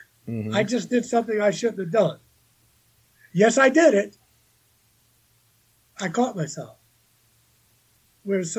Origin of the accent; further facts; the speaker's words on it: New York, United States; moved away as an adult; I was there for almost 30 years. I know. I'm a New Yorker.